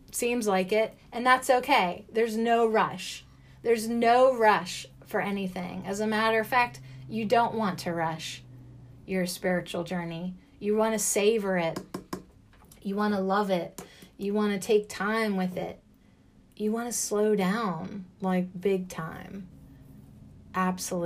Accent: United States; as an American

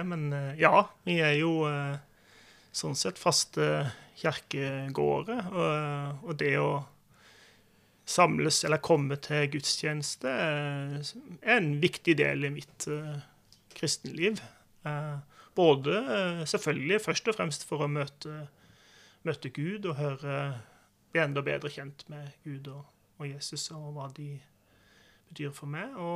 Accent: Agder, Norway; Og jeg har liksom alltid tenkt på meg sjøl som sørlending, ja. Det har jeg.

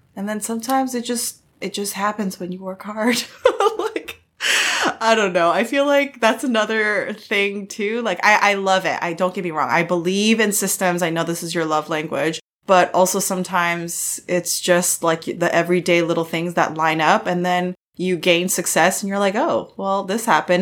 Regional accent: United States; I'm an American Korean.

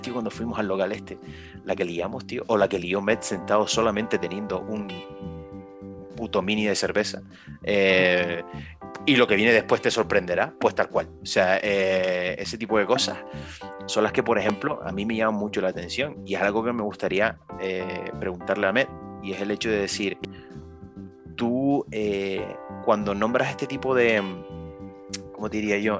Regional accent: Canary Islands, Spain; nosotros como canarios

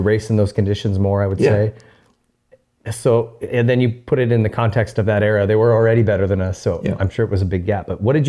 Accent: Arizona, United States; also born or lived in Montana; now in Southern California, United States; I grew up in Arizona, and here, Southern California, there's no mud in Arizona.

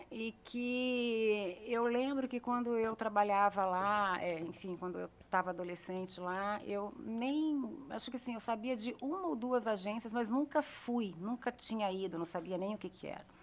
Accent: Brasília, Federal District, Brazil; Eu vim de Brasília. Brasília tem muito.

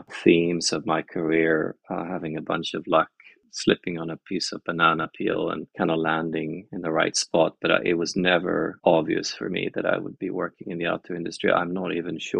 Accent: west coast of Sweden, Sweden; I grew up in Sweden, on the west coast of Sweden, basically right by the ocean.

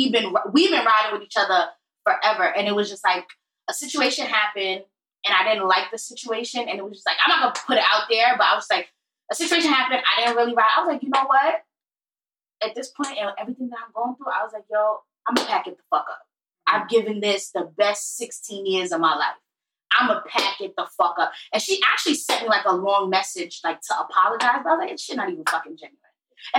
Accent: Brooklyn, New York, United States; I'm from Brooklyn.

